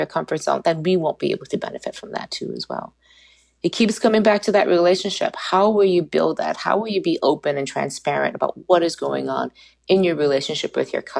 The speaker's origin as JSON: {"language": "English", "country": "United States", "said": "being an American citizen"}